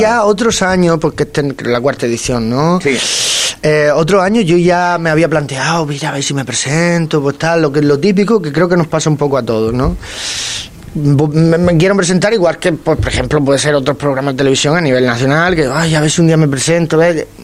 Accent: Águilas, Region of Murcia, Spain; En mi pueblo, en, en Águila, en Murcia

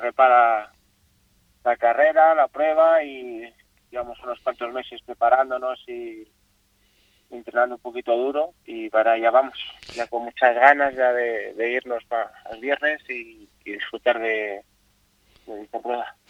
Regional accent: Asturias, Spain; now in Fuerteventura, Spain; Voy a correr a, mi tierra, Asturias

